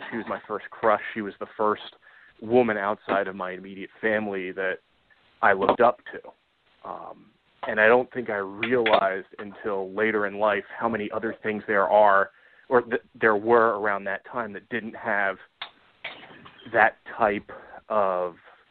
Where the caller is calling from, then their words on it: Ohio, United States; in Ohio.